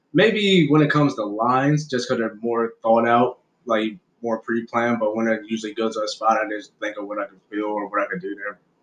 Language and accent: English; Aberdeen, Maryland, United States; also born or lived in Baltimore; I grew up in Harford County or whatever in Aberdeen. Born out in Aberdeen